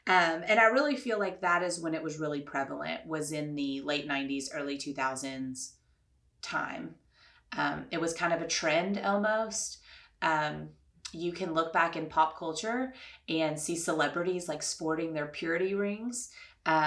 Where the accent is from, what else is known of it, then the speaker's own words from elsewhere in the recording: Louisville, Kentucky, United States; I grew up in Louisville, Kentucky, which is a predominantly Catholic place